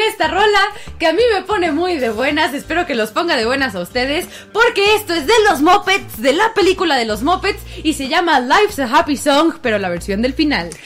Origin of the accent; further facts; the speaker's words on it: Mexico City, Mexico; nos preguntan que de dónde somos, de CDMX